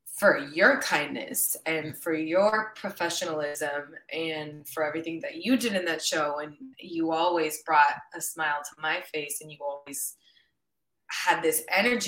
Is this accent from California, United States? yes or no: yes; San Diego, California, United States; first language Spanish; also born or lived in Mexico City; now in Los Angeles, United States; I was born and raised in San Diego, California, but my parents are both from Mexico City